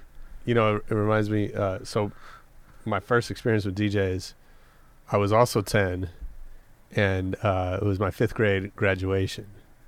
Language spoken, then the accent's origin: English; San Francisco, California, United States; I grew up in San Francisco, but this was out in the Bay Area.